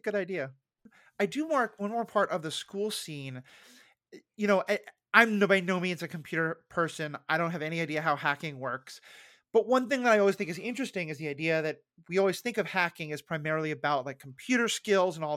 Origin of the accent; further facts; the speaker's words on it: New York City, New York, United States; growing up in New York City